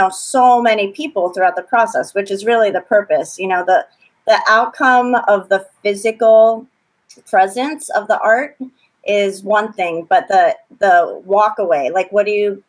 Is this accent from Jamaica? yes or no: no; Puerto Rico; now in Philadelphia, United States; Like I grew up outside of the continental U.S. I grew up in Puerto Rico